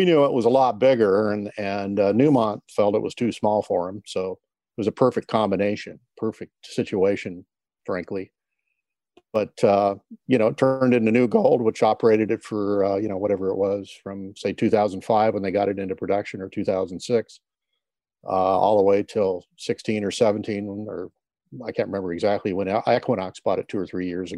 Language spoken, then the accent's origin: English; Coeur d'Alene Mining District, North Idaho, United States; So I grew up in North Idaho in the Coeur d'Alene Mining District